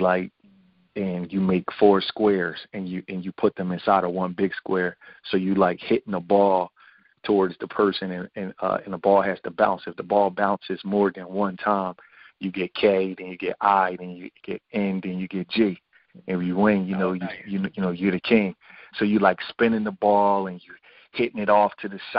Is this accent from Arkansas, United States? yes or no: no; Philadelphia, Pennsylvania, United States; I was born and raised in Philadelphia. I was born in West Philly.